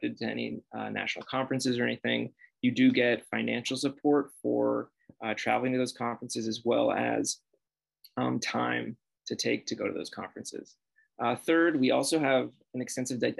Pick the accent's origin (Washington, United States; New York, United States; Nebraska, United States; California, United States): Washington, United States; Seattle; moved away as an adult; now in Chicago, United States; I grew up in Seattle, Washington